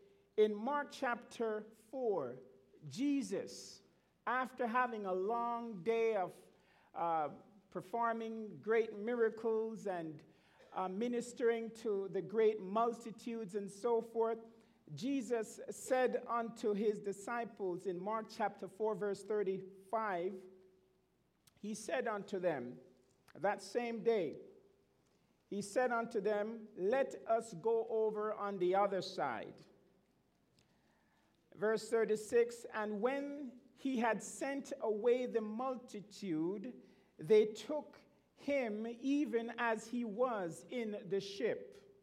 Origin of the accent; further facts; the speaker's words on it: Montreal, Quebec, Canada; when I was a young man growing up in Montreal, the north end of Montreal, attending the Norwood Seventh-day Adventist Church.